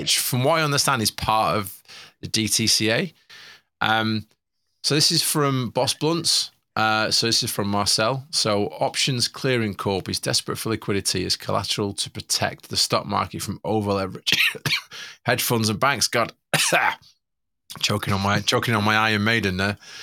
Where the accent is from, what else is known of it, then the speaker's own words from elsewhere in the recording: Manchester, North West England, United Kingdom; I'm from Manchester